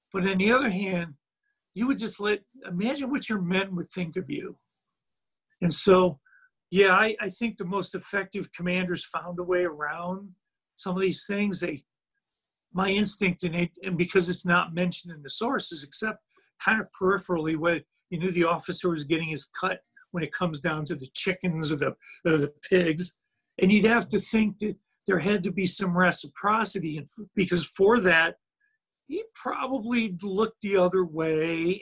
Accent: United States; me being American over here

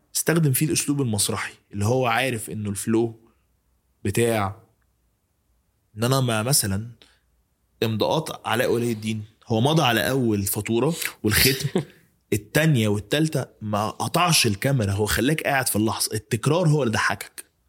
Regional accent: Egypt; بتاعتنا كمصريين

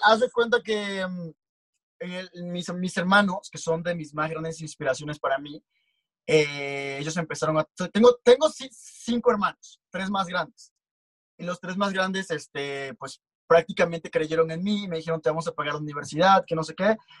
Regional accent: Comalcalco, Tabasco, Mexico; now in Mexico City, Mexico; yo soy de Tabasco, soy de un pequeño pueblito llamado Comalcalco

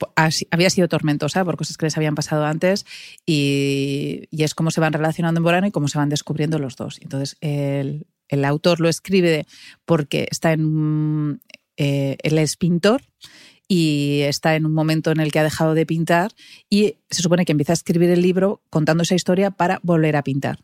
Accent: Pamplona, Navarre, Spain; moved away as an adult; now in Madrid, Spain; yo soy de Pamplona y en los 80 Pamplona pues tampoco era una ciudad muy moderna, no teníamos ni McDonald's

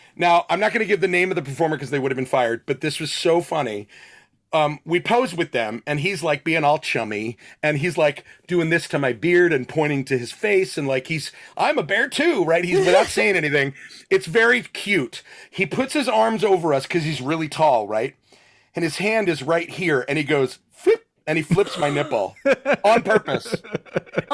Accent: Spring Lake, New Jersey, United States; moved away; also born or lived in Red Bank, New Jersey; I was born in Red Bank and lived in Spring Lake.

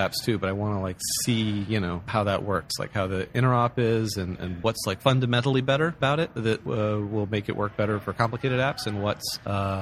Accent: San Francisco, California, United States; San Francisco, born and raised.

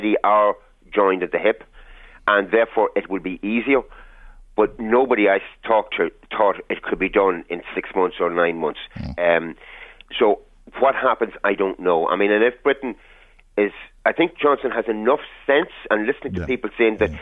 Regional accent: Ireland; as an Irish person

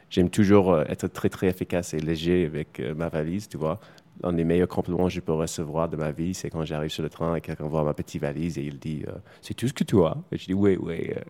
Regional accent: United States; French is a second language; moved away; je suis américain, je viens des États-Unis

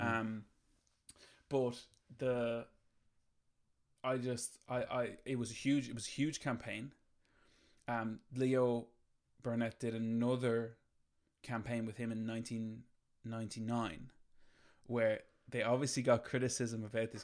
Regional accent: Ireland; we grew up in Ireland in the fucking nineties

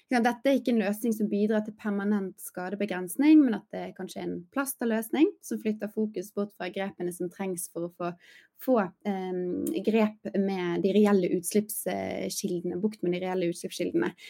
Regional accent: Bergen, Vestland, Norway; min hjemby, Bergen

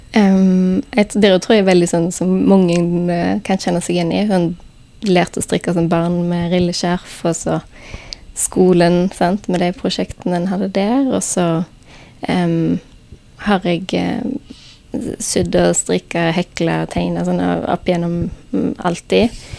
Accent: Haugesund, Rogaland, Norway; fra Haugesund

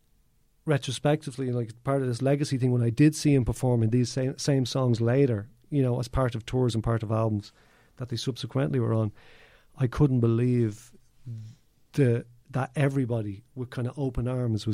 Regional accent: Dublin, Leinster, Ireland; now in Donegal, Ireland; I'm from Kilbarrick, you know, actually live in Donegal now

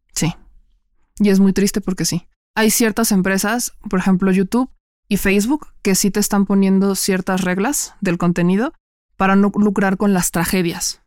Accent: Puebla, Mexico; moved away as an adult; now in Mexico City, Mexico; mexicana, nacida en Puebla, toda mi vida y llevo eh, casi dos años haciendo travesuras en la Ciudad de México

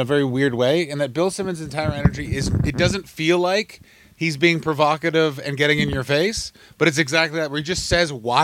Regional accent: Ottawa, Ontario, Canada; I'm from Ottawa

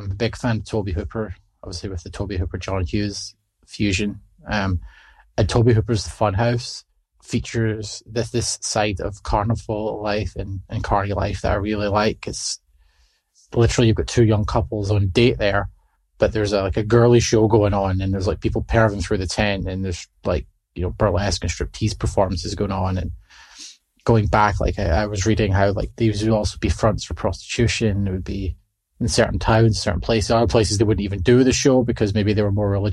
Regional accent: Scotland, United Kingdom; I'm from Britain, I'm from Scotland

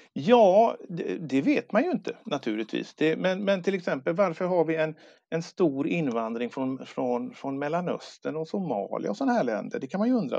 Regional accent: Sweden; also born or lived in Gothenburg; jag är född i Sverige

